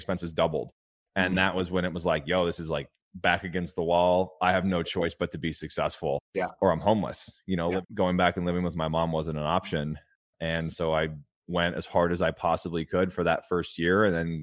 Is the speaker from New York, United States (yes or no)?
no; California, United States; I grew up in a trailer park in California